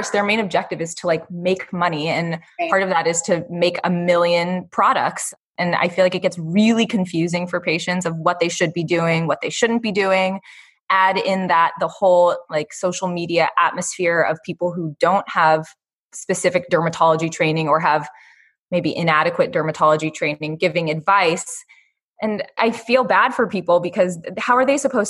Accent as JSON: {"language": "English", "region": "Northern California", "country": "United States", "tie": "born or raised there", "also_born_or_lived": "Michigan", "said": "I grew up in Northern California"}